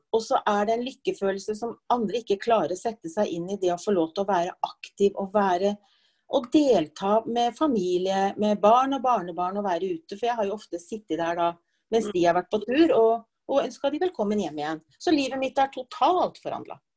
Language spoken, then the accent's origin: Norwegian; Oslo, Norway; moved away as an adult; now in Gjøvik, Norway; Født og oppvokst i Oslo, men jeg har bodd på Gjøvik nå i over 30 år